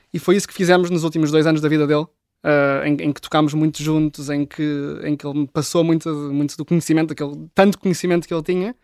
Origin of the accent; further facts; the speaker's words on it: Oeiras, Lisbon, Portugal; cresci em Oeiras, nos subúrbios de, de Lisboa